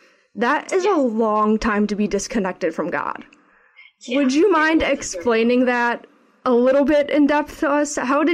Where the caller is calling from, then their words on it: Chicago, Illinois, United States; I'm a 20-year-old Catholic student and I am tuning in from Chicago, Illinois, where I attend Loyola University.